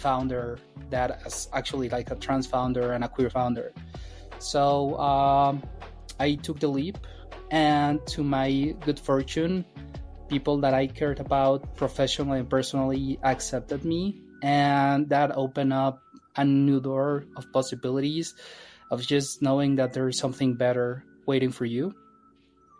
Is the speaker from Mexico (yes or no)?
yes; Mexico; moved away as an adult; also born or lived in Mexico City; now in San Francisco, United States; I grew up in Mexico